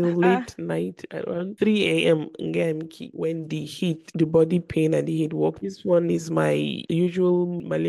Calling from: Nigeria; I'm recording live from Nigeria. So the network problem is from my end.

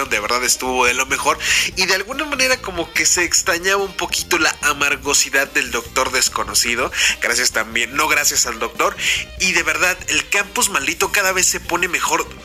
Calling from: Oaxaca, Mexico; de Oaxaca.

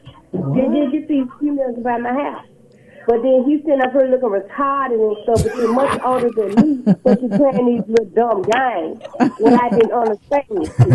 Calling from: Memphis, Tennessee, United States; I'm calling from Memphis, Tennessee.

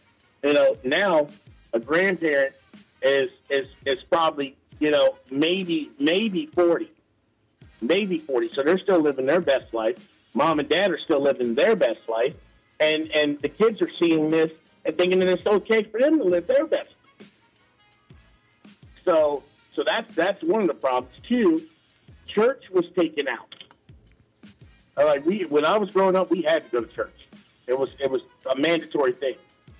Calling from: Laurel, United States; All right, so I'm from Laurel.

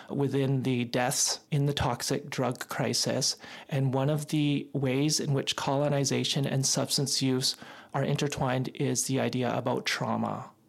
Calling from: British Columbia, Canada; I'm broadcasting from the Songhees and Esquimalt Nations unceded and ancestral territory.

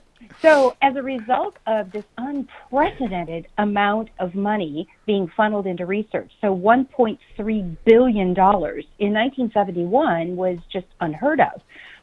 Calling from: Phoenix, Arizona, United States; I am sitting in sunny Phoenix.

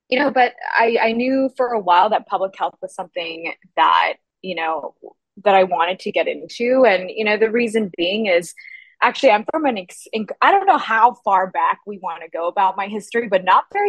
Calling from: Boston, Massachusetts, United States; also born or lived in Berlin; I am actually calling from Boston, but I'm supposed to be based in Berlin, actually. Our entire team is out in Berlin, but I've been in Boston for about a year now. And so I go back and forth.

